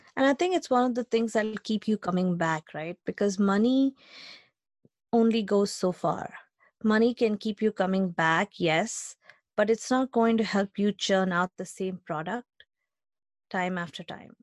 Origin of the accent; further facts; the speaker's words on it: India; moved away as an adult; now in United States; I grew up in India, uh, we've talked about it, I grew up in India